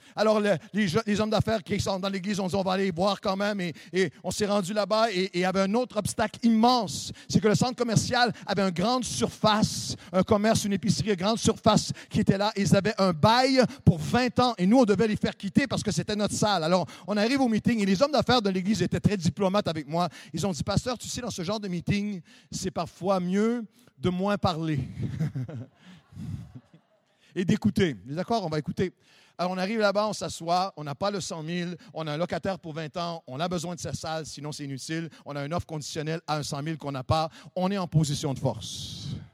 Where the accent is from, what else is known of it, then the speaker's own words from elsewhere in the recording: Canada; Chez nous, au Canada, c'est le hockey qui est le sport. On a tous grandi en hockey